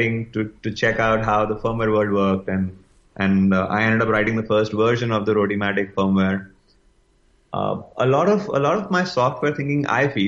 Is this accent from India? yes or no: yes; India; growing up as an Indian